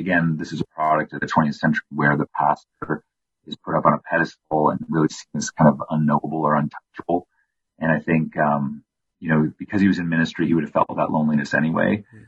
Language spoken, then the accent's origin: English; Windsor, Ontario, Canada; my hometown of Windsor, Ontario